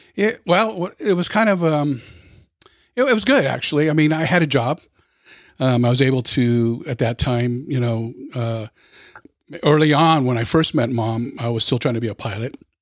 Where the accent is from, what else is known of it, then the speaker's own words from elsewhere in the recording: Los Angeles County, Southern California, United States; I was born and raised in Southern California, in L A County